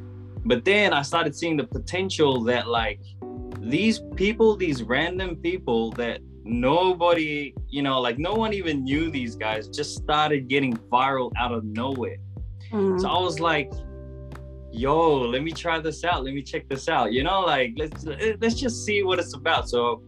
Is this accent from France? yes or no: no; Cook Islands; also born or lived in Solomon Islands / New Caledonia; And I am from the Cook Islands. I've had a crazy upbringing, I would say. So I was actually born in the Solomon Islands, and then when I was 2 years old, we moved to New Caledonia for 11 years.